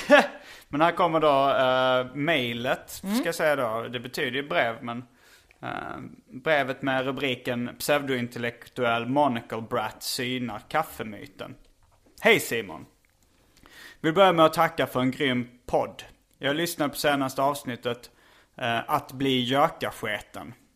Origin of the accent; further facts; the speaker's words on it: Lund, Skåne, Sweden; accent: skånska; moved away; jag är uppvuxen i Lund, bland annat